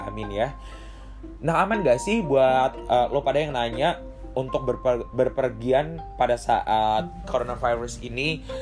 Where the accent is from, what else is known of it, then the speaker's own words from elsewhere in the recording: Bandar Lampung, Lampung, Indonesia; Lampung, gue berasal dari Bandar Lampung itu sekitar udah satu atau dua orang yang udah terpapar coronavirus